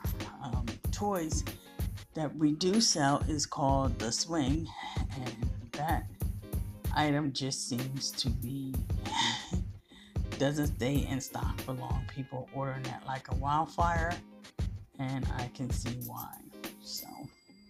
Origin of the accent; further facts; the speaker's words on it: United States; the American people